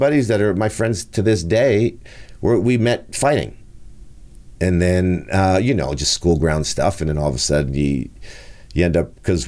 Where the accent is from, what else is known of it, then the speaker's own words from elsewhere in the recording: Montreal, Quebec, Canada; I was born in Saint-Michel in Montreal.